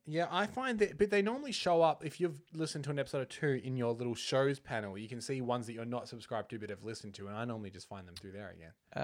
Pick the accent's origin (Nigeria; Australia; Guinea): Australia; accent: Australian; we, we're, we're Australian, if the, uh, nasally accents didn't give that away